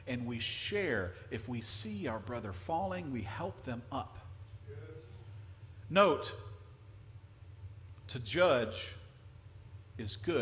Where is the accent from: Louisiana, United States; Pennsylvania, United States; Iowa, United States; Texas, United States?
Louisiana, United States; now in Florida, United States; I grew up in a small town in Louisiana.